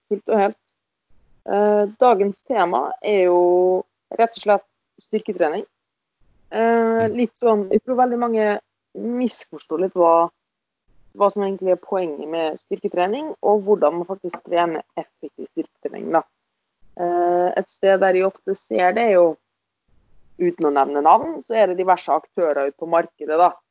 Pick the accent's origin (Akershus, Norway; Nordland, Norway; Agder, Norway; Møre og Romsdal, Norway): Møre og Romsdal, Norway; accent: Romsdal dialect; nå blir det mye, mye romsdalingsdialekt.